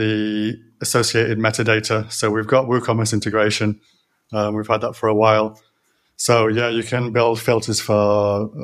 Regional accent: Leeds, Yorkshire and the Humber, United Kingdom; also born or lived in Nottingham / London; now in Barcelona, Spain; I grew up in Leeds.

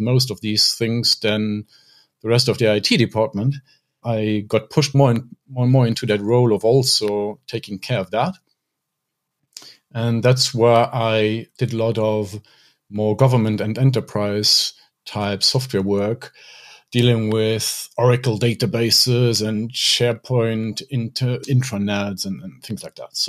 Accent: Luxembourg; I grew up in Luxembourg

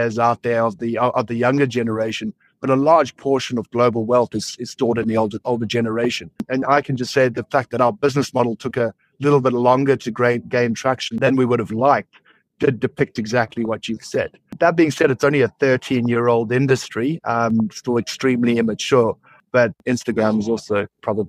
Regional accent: South Africa; I'm also a South African

